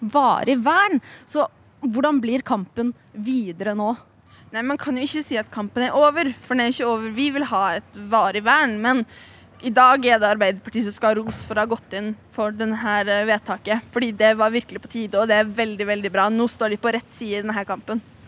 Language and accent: Norwegian; Lofoten, Nordland, Norway; Jeg bor i Lofoten. Jeg er fra Lofoten